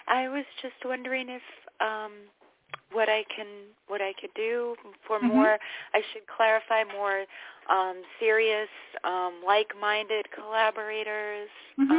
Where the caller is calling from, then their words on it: New York, United States; I'm also calling from New York